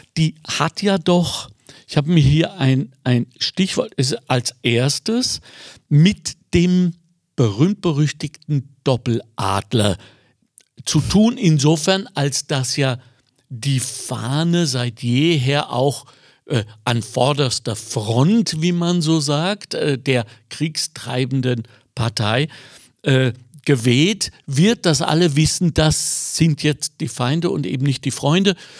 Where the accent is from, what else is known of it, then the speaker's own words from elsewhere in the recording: Ruhr area, North Rhine-Westphalia, Germany; moved away; ich komme ursprünglich aus dem Ruhrgebiet